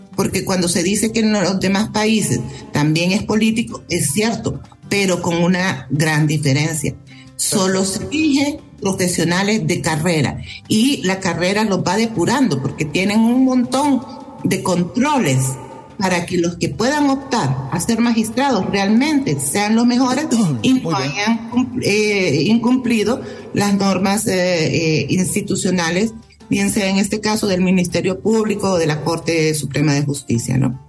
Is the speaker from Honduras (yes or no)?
yes; Honduras; nosotros como hondureños y hondureñas